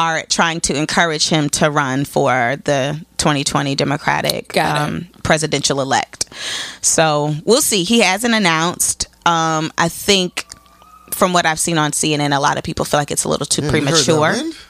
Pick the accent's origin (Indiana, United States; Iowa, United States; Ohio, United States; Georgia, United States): Indiana, United States; Elkhart; I'm from Elkhart, Indiana, but I'm about 2 hours away from Chicago.